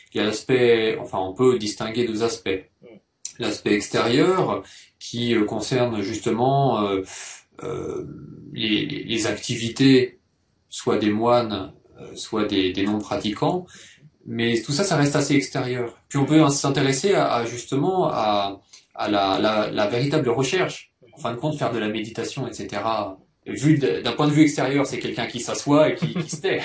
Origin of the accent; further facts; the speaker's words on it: Poitiers, Nouvelle-Aquitaine, France; moved away as an adult; also born or lived in Bordeaux / Japan; je viens de Poitiers